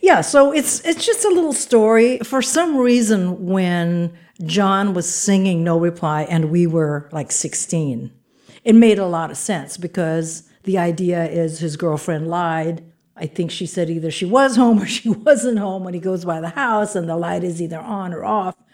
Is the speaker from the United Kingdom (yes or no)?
no; Philippines; I'm from the Philippines